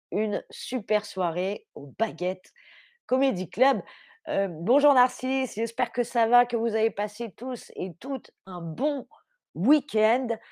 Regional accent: France; moved away as an adult; now in Berlin, Germany; je suis française

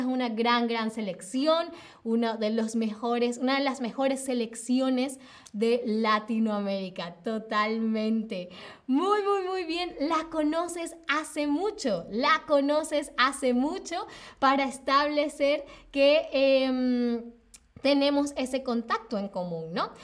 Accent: Venezuela; now in Berlin, Germany; soy de Venezuela

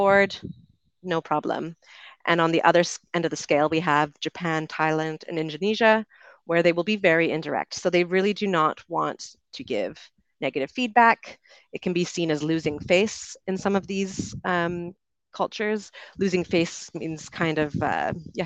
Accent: Canada; accent: Canadian; moved away as an adult; also born or lived in United Kingdom; I grew up in Canada and I moved to the UK when I was 22.

